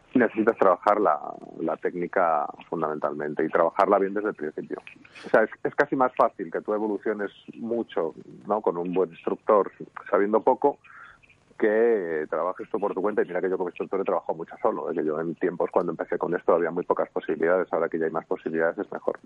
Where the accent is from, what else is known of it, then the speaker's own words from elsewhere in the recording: Madrid, Community of Madrid, Spain; vivo en Madrid y soy de Madrid